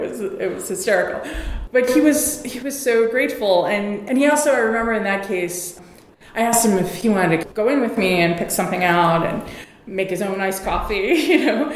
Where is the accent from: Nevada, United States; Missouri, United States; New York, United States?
New York, United States; New York City; I grew up in New York City